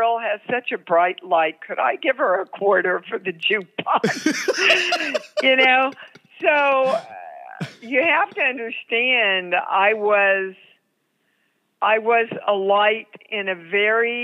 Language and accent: English; Kansas, United States; moved away as an adult; also born or lived in New York; I was so green from Kansas